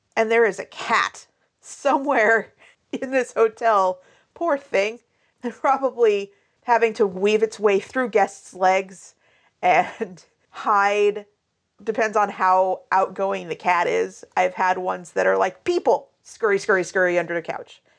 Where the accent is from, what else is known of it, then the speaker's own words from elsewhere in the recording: Pacific Northwest, United States; also born or lived in Alabama; I moved from Alabama up to the Pacific Northwest when I was three.